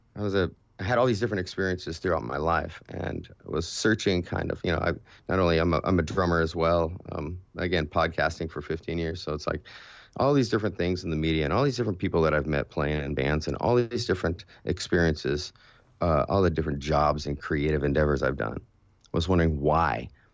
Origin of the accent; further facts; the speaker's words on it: California, United States; I grew up in California